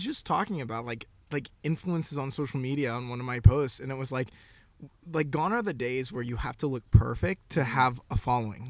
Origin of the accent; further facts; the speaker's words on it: Florida, United States; moved away as an adult; also born or lived in Knoxville, Tennessee / West Coast; born and raised in Florida, went to college in Knoxville, Tennessee